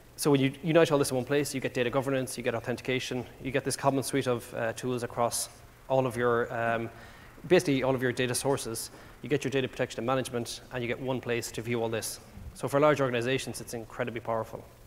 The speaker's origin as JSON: {"language": "English", "country": "Ireland", "accent": "Irish", "moved": "yes", "said": "as you can probably tell by my accent, I'm, I'm not from around here. Uh, I do speak quite fast, by the way, as well, which is an Irish thing"}